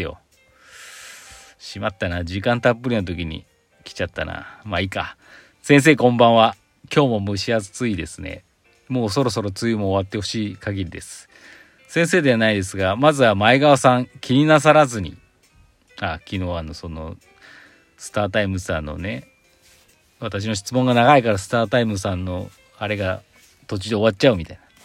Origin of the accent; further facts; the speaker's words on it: Aichi, Japan; 私も愛知県出身なんでね